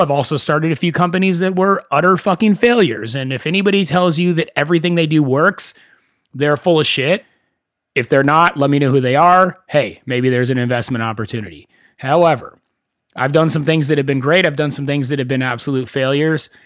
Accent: Thousand Oaks, California, United States; also born or lived in Agoura Hills, California / Wisconsin / West Hollywood, California; I grew up in Thousand Oaks, California

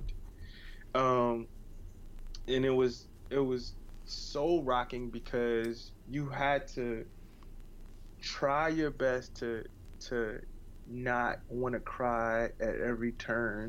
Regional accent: Lake Charles, Louisiana, United States; also born or lived in New York; now in New Orleans, United States; I'm from Lake Charles, Louisiana

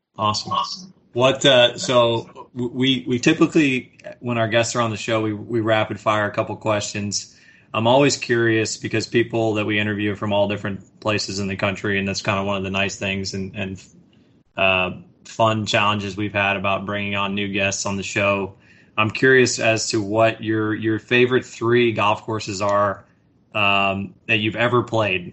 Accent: Houston, Texas, United States; also born or lived in Atlanta, Georgia; I was born in Atlanta, but I moved quickly to Houston

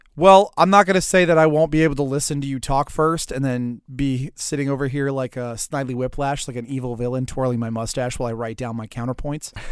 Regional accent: Pearl River, Louisiana, United States; Pearl River, Louisiana, population twenty-six hundred, which is my hometown.

